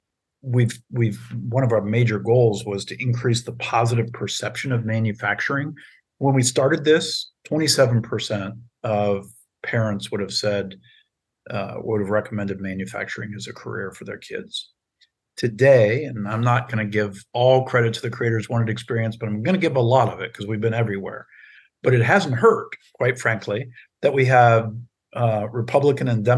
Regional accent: Circleville, Ohio, United States; moved away; my hometown of Circleville, Ohio

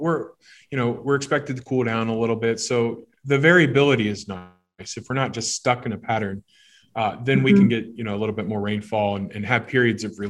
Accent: Miamisburg, Ohio, United States; I grew up in Miamisburg, Ohio, so Southwest Ohio

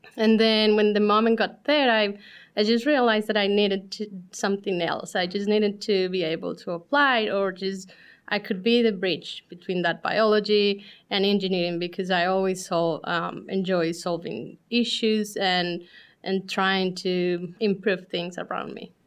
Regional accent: Colombia; moved away as an adult; now in Columbus, United States; we're originally from Colombia

